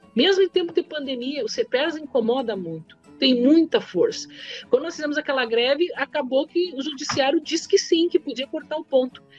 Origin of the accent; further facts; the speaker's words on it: Caxias do Sul, Rio Grande do Sul, Brazil; moved away as an adult; also born or lived in Porto Alegre; eu sou de Caxias